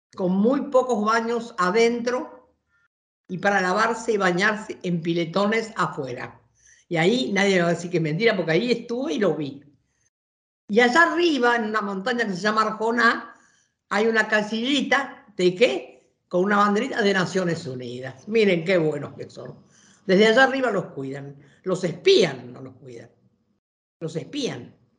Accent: Argentina; como argentinos y argentinas

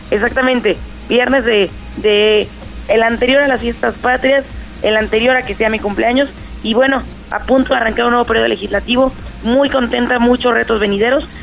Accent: Puebla, Mexico; todas las conmemoraciones patrias nos hacen unirnos como poblanas, como poblanos, como mexicanas, como mexicanos.

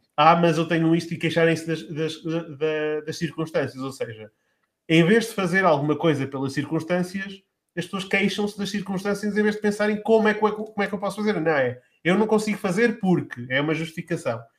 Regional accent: Lamego, Norte, Portugal; na cidade de onde eu sou, que sou do Lamego

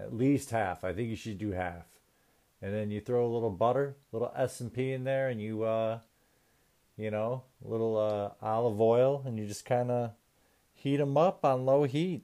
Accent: United States; my prerogative as American

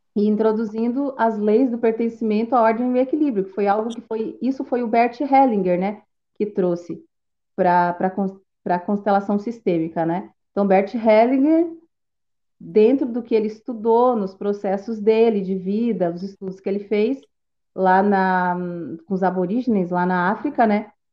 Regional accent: Tubarão, Santa Catarina, Brazil; eu sou de Tubarão, Santa Catarina

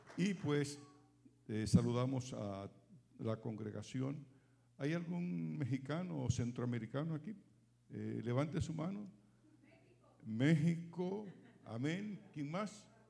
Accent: Dominican Republic; moved away as an adult; now in San Bernardino, United States; desde que salí de Dominicana en el 2003

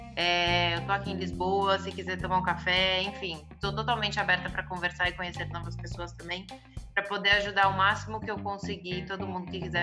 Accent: Brazil; moved away as an adult; also born or lived in São Paulo; now in Portugal; eu como brasileira

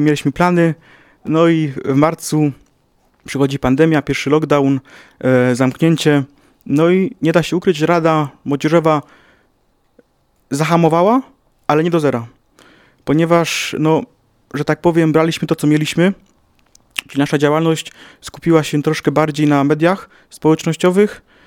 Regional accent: Ruda Śląska, Silesian Voivodeship, Poland; Ja pochodzę z, mia z miasta sąsiedniego, czyli z Rudy Śląskiej

